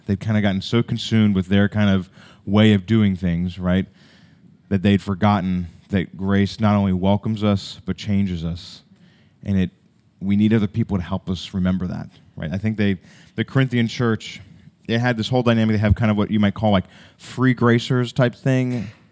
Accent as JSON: {"language": "English", "country": "United States"}